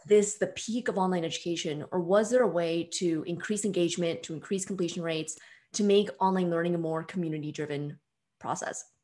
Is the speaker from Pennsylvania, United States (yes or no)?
no; Bay Area, suburb of San Francisco, California, United States; I'm from the Bay Area originally, suburb of San Francisco